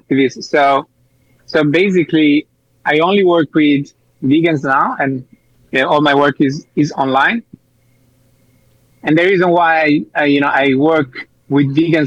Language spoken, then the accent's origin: English; Italy; now in Spain; I'm from Italy